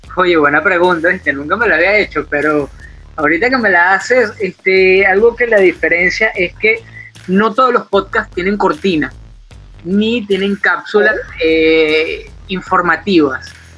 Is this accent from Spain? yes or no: no; Venezuela; moved away as an adult; also born or lived in Colombia; cuando yo salgo de Venezuela y llego en este caso a Colombia